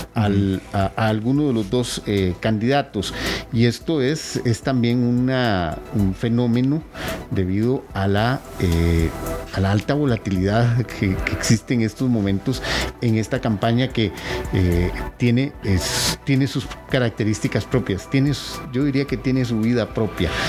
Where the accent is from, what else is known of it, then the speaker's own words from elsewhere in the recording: Costa Rica; los ticos somos muchos costarricenses